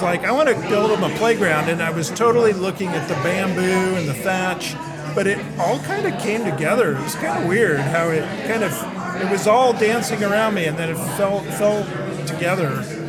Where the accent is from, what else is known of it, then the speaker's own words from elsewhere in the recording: Kansas City, Missouri, United States; moved away as an adult; also born or lived in California; now in Kansas, United States; I grew up in Kansas City.